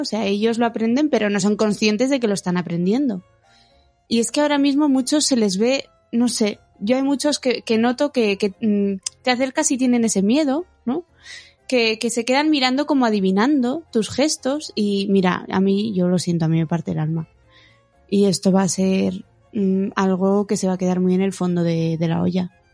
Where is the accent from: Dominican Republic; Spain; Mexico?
Spain; Bilbao, Basque Country; soy de Bilbao y Bilbao es un sitio frío, y húmedo.